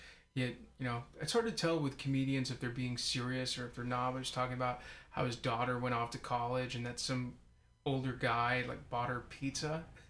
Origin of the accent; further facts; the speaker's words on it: Castro Valley, California, United States; I'm a Bay Area native. I'm from Castro Valley.